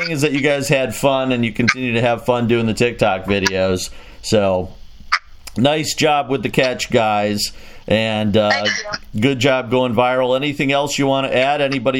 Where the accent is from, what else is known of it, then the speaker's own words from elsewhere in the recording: Chicago, Illinois, United States; now in Quad Cities, United States; I grew up in Chicago.